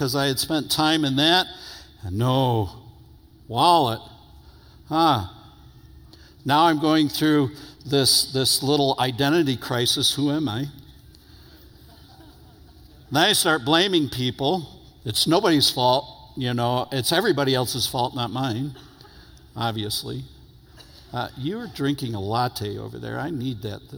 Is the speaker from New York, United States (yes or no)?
yes; New York, United States; moved away; I'm from New York originally